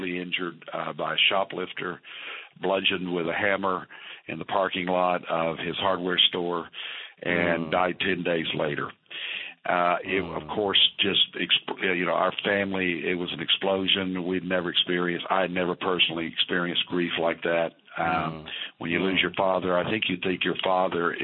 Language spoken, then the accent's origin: English; Fort Worth, Texas, United States; also born or lived in Arkansas; the 60s I spent in the great Fort Worth, Texas, that I call my hometown